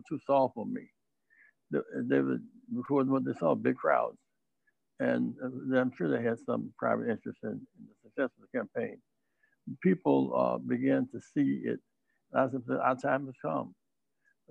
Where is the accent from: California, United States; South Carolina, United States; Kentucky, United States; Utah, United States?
South Carolina, United States; Greenville; I grew up in Greenville, South Carolina